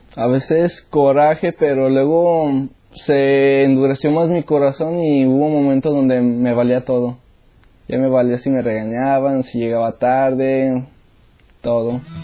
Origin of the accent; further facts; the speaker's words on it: León, Guanajuato, Mexico; moved away; Soy de México, de León, Guanajuato.